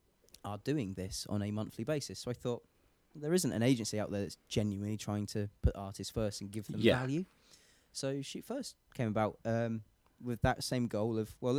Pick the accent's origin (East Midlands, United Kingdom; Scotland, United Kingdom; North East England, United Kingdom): East Midlands, United Kingdom; Lincolnshire; I grew up in Lincolnshire, like farmland.